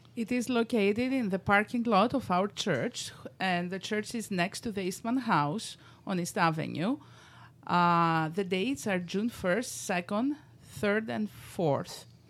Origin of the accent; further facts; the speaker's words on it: Greece; moved away as an adult; now in Rochester, United States; I was born in Greece